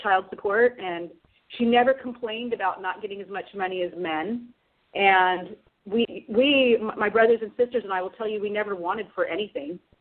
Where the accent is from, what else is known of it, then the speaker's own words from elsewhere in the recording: Orange County, Southern California, United States; now in San Francisco Bay Area, United States; I grew up in Southern California in a very conservative Orange County